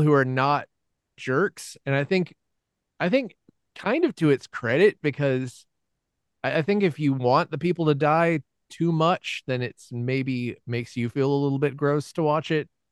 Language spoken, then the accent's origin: English; Atlanta, Georgia, United States; all of us uh, gr- growing up in Atlanta